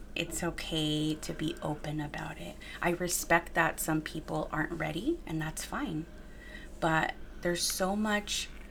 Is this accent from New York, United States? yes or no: no; Wilmington, California, United States; my hometown, Wilmington, my upbringing